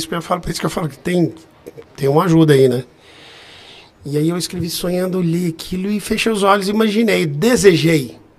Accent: Guarulhos, São Paulo, Brazil; Eu, eu sou de Guarulhos.

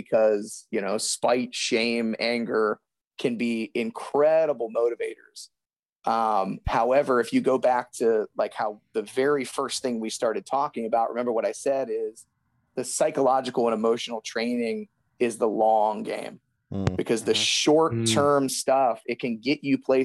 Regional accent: Youngstown, Ohio, United States; I grew up outside of Youngstown

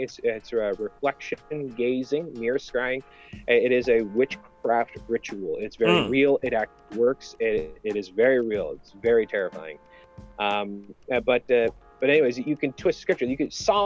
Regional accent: Canada; I'm Canadian

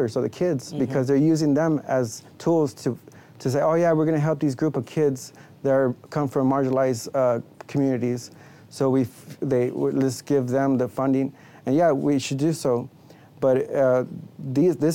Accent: Hidalgo, Texas, United States; also born or lived in Houston, Texas; I was primarily raised with my friends in Las Milpas, which is a small section in Hidalgo.

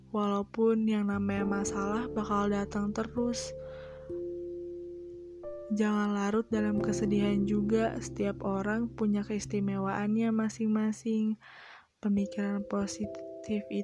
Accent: Bogor, West Java, Indonesia; born there; Hari ini kota kelahiran saya sedang bertambah usia, kota yang terkenal dengan hujan dan rindu di dalamnya. Di Bogor banyak banget tempat yang seru

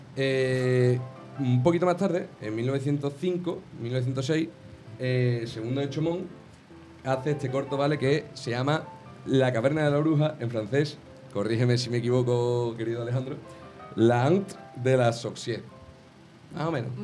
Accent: Jerez de la Frontera, Andalusia, Spain; yo que soy de Jerez

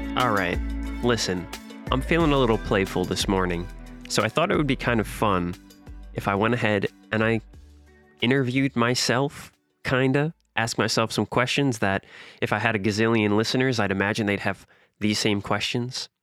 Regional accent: New York City, New York, United States; I'm from the softest possible part of Queens, fresh meadows, fresh ghettos

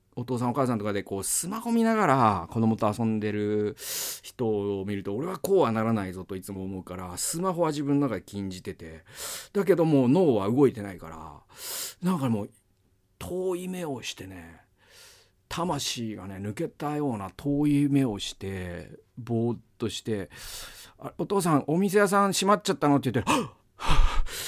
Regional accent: Mikawa, Aichi, Japan; also born or lived in Toyohashi / Gamagori; now in Tokyo, Japan; 僕はもう三河出身とか、三河の人間だという自覚が今も失ってないから

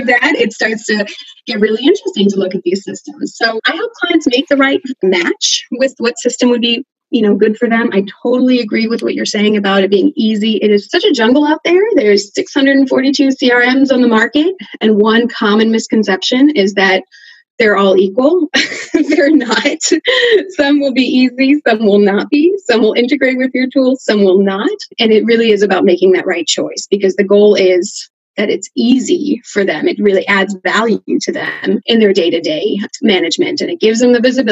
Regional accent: Switzerland; moved away as an adult; now in Seattle, United States; I grew up in Switzerland, so my career was over there for the first part

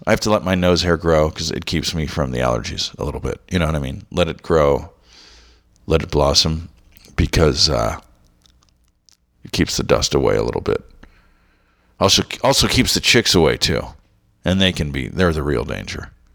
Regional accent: Southern California, United States; also born or lived in Los Angeles, California / Orange County, California; I grew up in Southern California

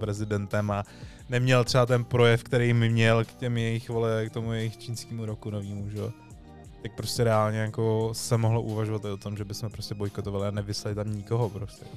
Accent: Czechia; jsme dobrý Češi

